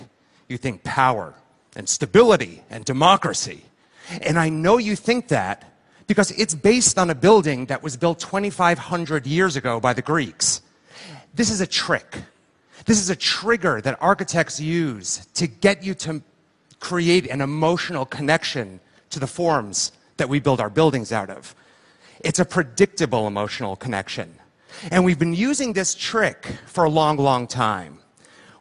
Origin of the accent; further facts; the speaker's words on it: Livingston, New Jersey, United States; I'm from Jersey, and I was six, and I lived there in my parents' house in a town called Livingston. And this was my childhood bedroom